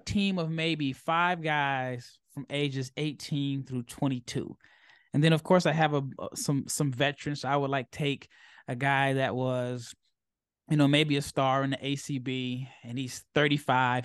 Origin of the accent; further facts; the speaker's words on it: United States; as an American